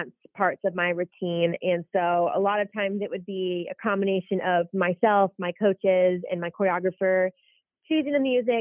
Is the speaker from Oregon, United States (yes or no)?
no; DeWitt, Michigan, United States; moved away; growing up in DeWitt was overall really awesome